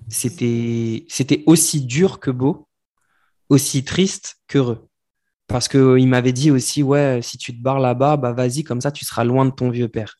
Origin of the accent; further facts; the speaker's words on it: France; nous, en tant que Français